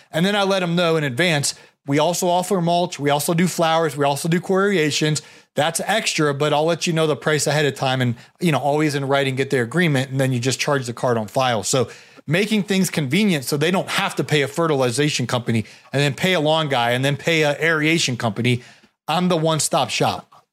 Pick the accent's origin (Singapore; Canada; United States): United States; Canton, Ohio; moved away; also born or lived in Atlanta, Georgia; I grew up in Canton, Ohio